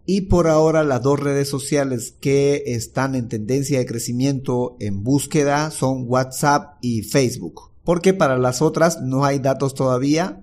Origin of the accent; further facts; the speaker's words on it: Bolivia; Soy de Bolivia